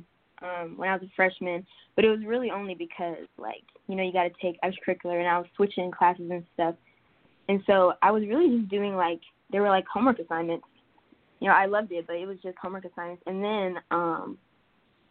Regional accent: Atlanta, Georgia, United States; I'm from Atlanta, Georgia

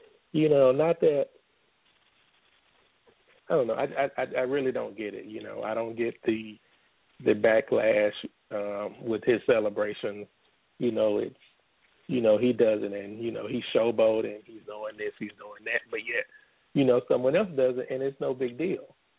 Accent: the South, United States; Okay, so, you know, I was raised in the South, so, you know

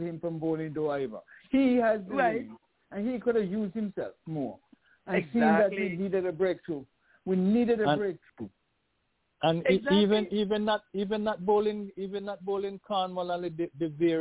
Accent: Jamaica; As a Jamaican

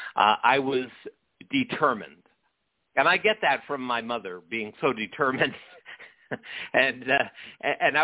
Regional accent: St. Catharines, Ontario, Canada; I grew up outside of Niagara Falls in a little city called St. Catharines

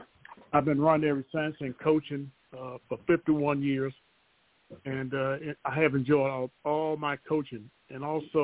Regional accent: Union, South Carolina, United States; moved away; I'm from Union, South Carolina. I came north and been here since.

